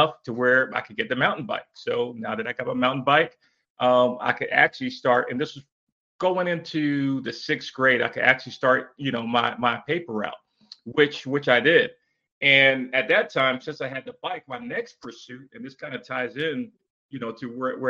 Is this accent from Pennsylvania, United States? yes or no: yes; Erie, Pennsylvania, United States; also born or lived in West Africa; I was born in West Africa, and I came to the United States, particularly like the northeastern United States, and to a city called Erie, Pennsylvania, in the fourth grade